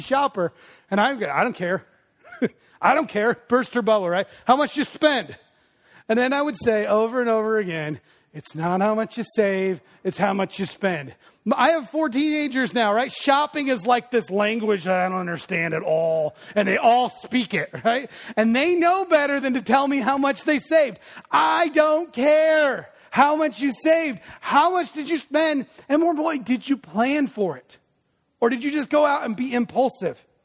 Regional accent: Des Moines, Iowa, United States; me who grew up in Des Moines

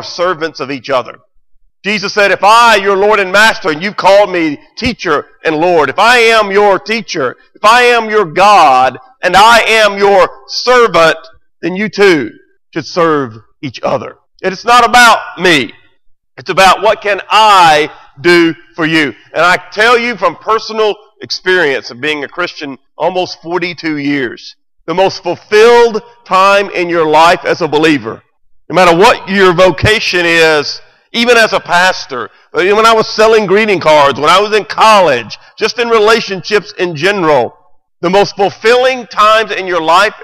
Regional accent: Memphis, Tennessee, United States; the church I grew up in here in Memphis

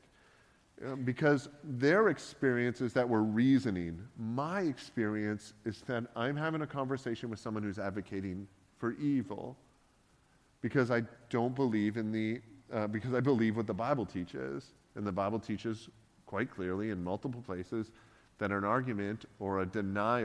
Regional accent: Canada; being a Canadian

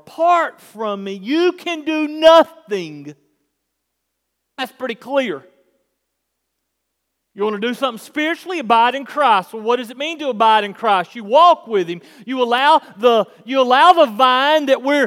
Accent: United States; we're Americans

